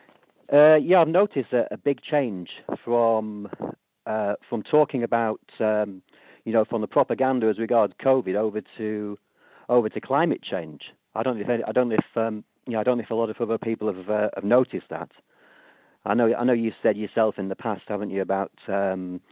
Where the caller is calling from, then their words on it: London, United Kingdom; I'm calling from London.